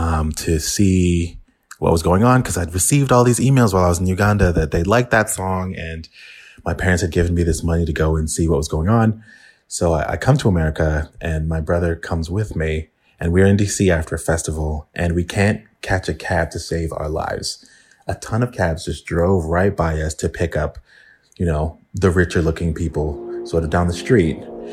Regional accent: England, United Kingdom; born there; I was born in England and I still have to apply for visas to go there.

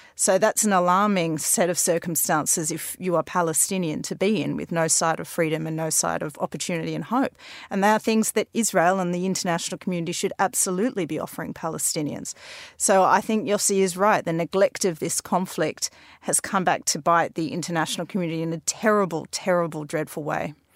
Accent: Australia; now in London, United Kingdom; growing up in Australia

